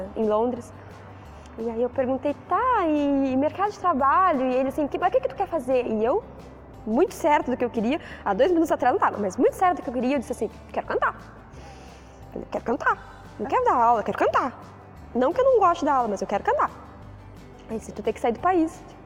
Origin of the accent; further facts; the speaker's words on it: Jaguarão, Rio Grande do Sul, Brazil; Eu sou de Jaguarão